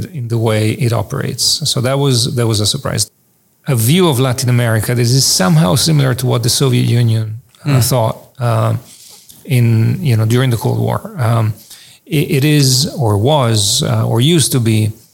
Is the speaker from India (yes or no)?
no; Italy; moved away as an adult; also born or lived in Israel / Oxford, England; I was born in Italy. I had my undergraduate education there.